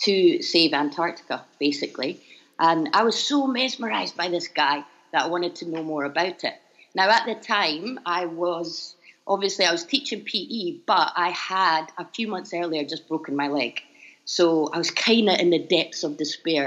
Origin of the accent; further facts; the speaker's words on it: Edinburgh, Scotland, United Kingdom; moved away as an adult; also born or lived in Japan / Libya / China / Tanzania; now in Bangkok, Thailand; you'll probably tell I'm from Scotland, so I hope you can all understand me. I'm from Edinburgh.